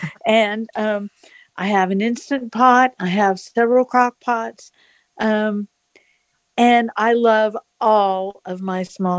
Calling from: Phoenix, Arizona, United States; I'm in Phoenix, Arizona.

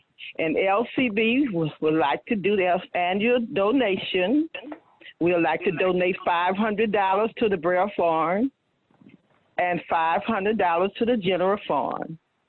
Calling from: Louisiana, United States; I'm calling from Louisiana.

